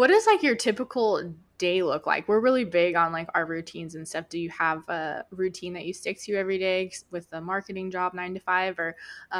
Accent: Northern Michigan, United States; moved away; I grew up in Northern Michigan, actually. So, and I've been all over the place since then

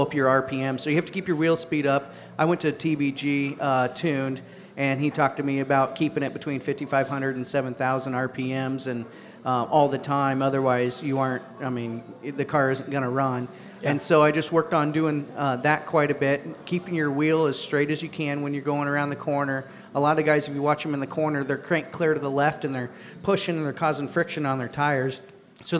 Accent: United States; I grew up around Adams County

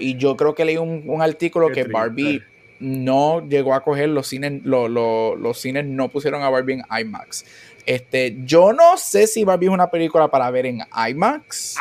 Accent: Puerto Rico; yo me crié en Puerto Rico

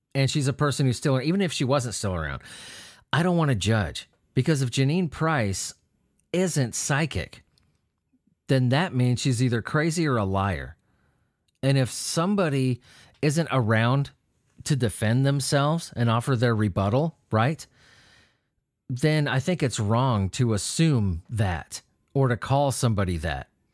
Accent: California, United States; I grew up in California

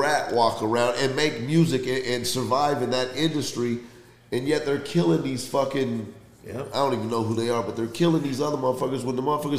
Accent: Bay Area, California, United States; I'm from the Bay Area.

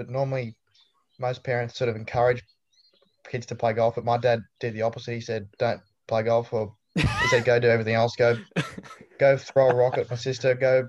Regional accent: Belmont, New South Wales, Australia; moved away as an adult; Well, I'm born and bred from Tookley in the small town of New South Wales, Australia. Born in a small town called Belmont, actually.

